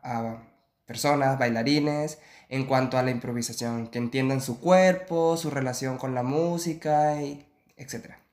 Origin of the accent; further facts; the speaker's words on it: Venezuela; moved away as an adult; also born or lived in Chile; now in Barcelona, Spain; soy venezolano, tengo ahorita 29 años de edad